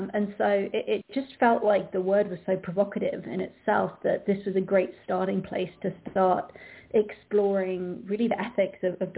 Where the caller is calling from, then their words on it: London, United Kingdom; I'm calling in from London